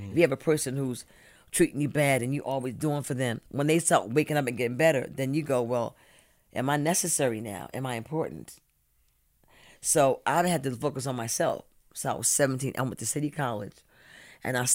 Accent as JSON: {"language": "English", "town": "Brooklyn", "region": "New York", "country": "United States", "tie": "born or raised there", "said": "A young black girl in Brooklyn. Dope the bomb. I went to PS ninety two. I went to IS three twenty. I went to Erasmus."}